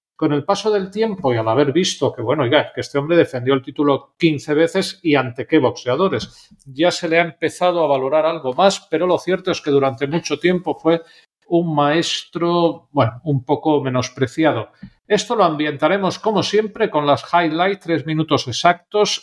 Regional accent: Spain; siendo españoles

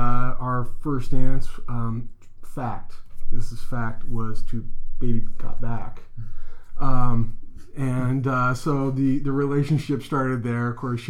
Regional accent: Springfield, Oregon, United States; I was born and raised in Springfield, Oregon, did my undergrad work in Ashland, and then did my grad school work in Eugene at the University of Oregon.

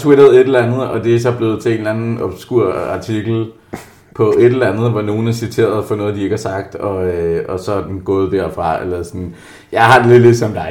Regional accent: Jutland, Denmark; jeg er jo jyde

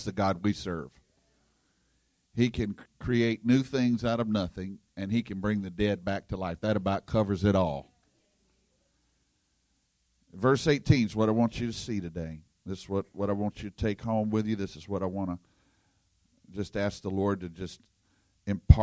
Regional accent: Louisiana, United States; I'm from Louisiana, and we have bayou down there

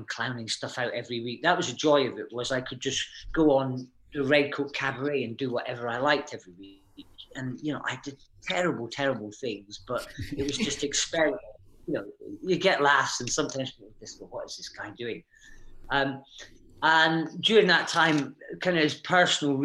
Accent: Aberdeen, Scotland, United Kingdom; moved away; I grew up in Aberdeen, up in Scotland

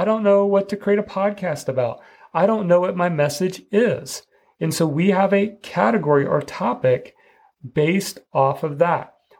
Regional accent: Midwest, United States; I grew up in the Midwest

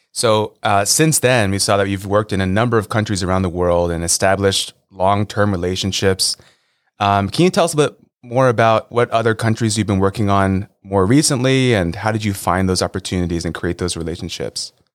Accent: Los Angeles, California, United States; I grew up in Los Angeles as a diehard Lakers fan.

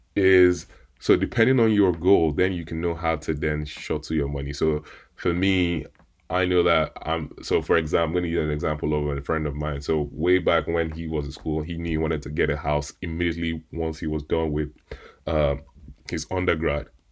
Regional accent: Nigeria; me being Nigerian

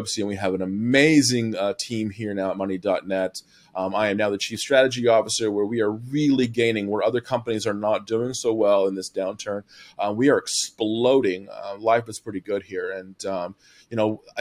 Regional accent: Southern Illinois, United States; I'm from Southern Illinois. So corn and soybeans were prevalent everywhere, right? Pork bellies being pigs and cows everywhere, as far as the eye could see where I'm from

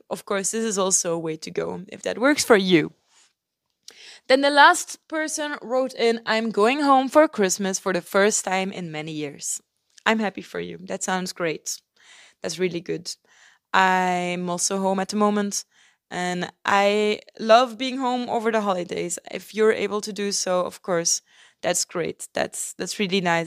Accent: Belgium; moved away as an adult; also born or lived in Turkey; I'm home in Belgium. in my hometown with my family

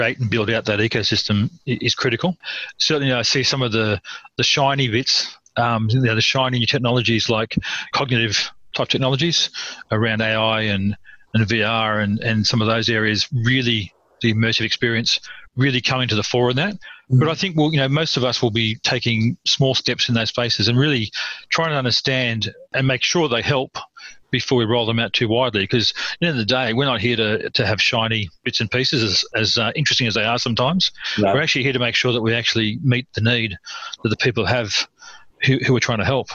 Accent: Tamworth, New South Wales, Australia; moved away; I grew up in Tamworth for a number of years

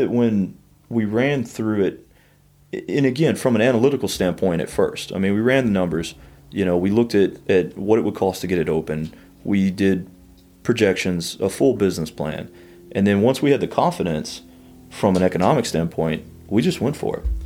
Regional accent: Sour Lake, Texas, United States; also born or lived in College Station, Texas / Austin, Texas; I grew up in Sour Lake, a little town outside of Beaumont

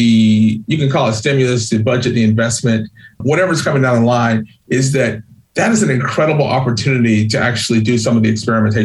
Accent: Georgia, United States; now in New England, United States; I grew up poor in Georgia.

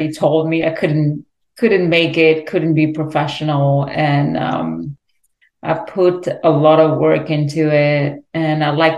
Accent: France; moved away as an adult; also born or lived in Lebanon; now in Los Angeles, United States; So I grew up in France. I'm Lebanese, but I spent my half of my life in France.

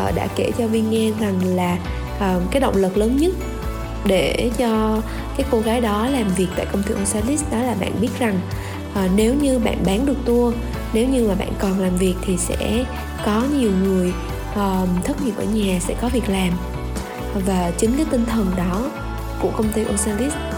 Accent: Da Lat, Lam Dong, Vietnam; là một cô gái sinh ra và lớn lên tại thành phố Đà Lạt

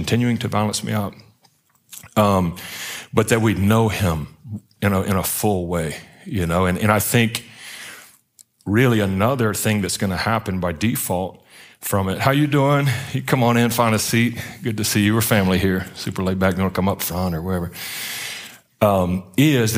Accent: Baton Rouge, Louisiana, United States; also born or lived in Pensacola, Florida; now in Atlanta, United States; I'm from Baton Rouge down south, down at the bottom of the boot

